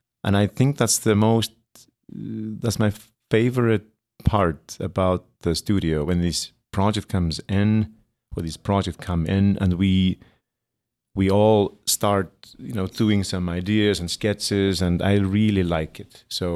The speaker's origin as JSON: {"language": "English", "country": "Iceland", "tie": "born or raised there", "moved": "as an adult", "lives_now": "New York City, United States", "said": "born and raised in Iceland, studied design in Iceland, and then I came here, studied for 3 years"}